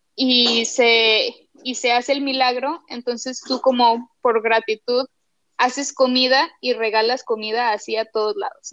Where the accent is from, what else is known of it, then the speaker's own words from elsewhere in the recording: Torreón, Coahuila, Mexico; acá en Torreón, eh, para situar un poquito tus escuchas, pues es una ciudad pequeña del norte